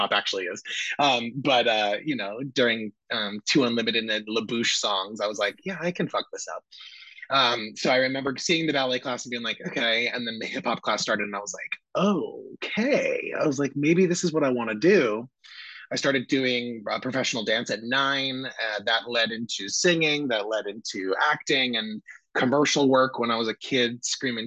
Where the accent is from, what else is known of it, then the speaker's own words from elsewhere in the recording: Vernon, New Jersey, United States; I grew up in Vernon, New Jersey. So that's about an hour and a half north of New York City, northwestern New Jersey, very rural